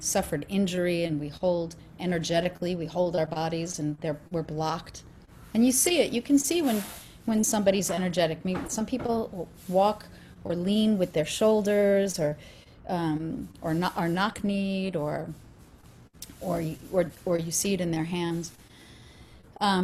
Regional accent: Long Island, New York, United States; I am an Italian from Long Island.

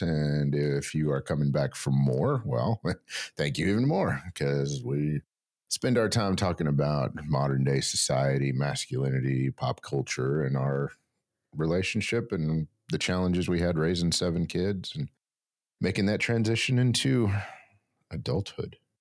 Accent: Texas, United States; also born or lived in New Mexico; I grew up in New Mexico and West Texas

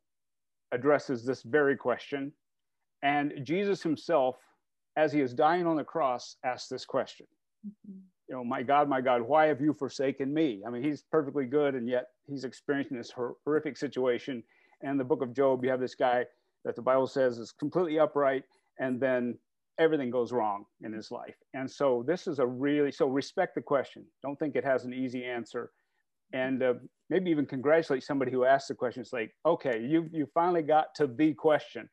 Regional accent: Indiana, United States; moved away as an adult; now in New England, United States; I'm originally from Indiana

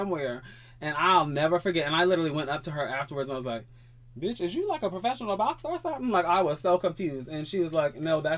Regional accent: Hawaii, United States; I'm from Hawaii, and Islander girls, you know, they ain't afraid to scrap.

